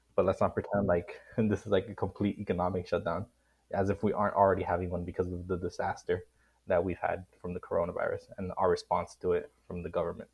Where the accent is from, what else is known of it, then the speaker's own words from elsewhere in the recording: Miami, Florida, United States; I'm from Miami, Florida. I'm a Cuban American.